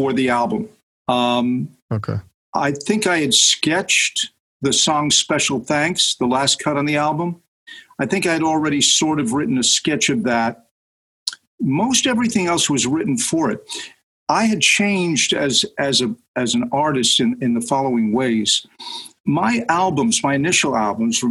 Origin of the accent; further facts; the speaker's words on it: Nyack, New York, United States; my hometown of Nyack, New York